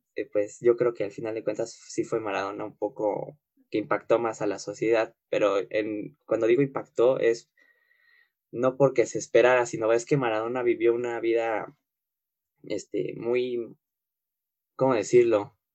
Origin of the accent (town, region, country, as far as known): Mexico